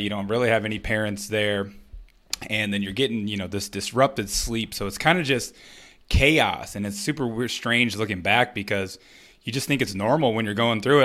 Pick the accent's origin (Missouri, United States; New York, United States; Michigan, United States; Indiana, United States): Michigan, United States; Flint; growing up in Flint, Michigan